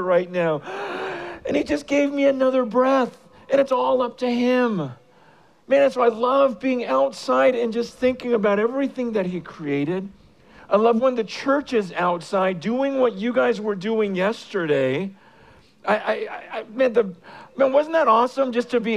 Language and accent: English; San Francisco, California, United States; I am from San Francisco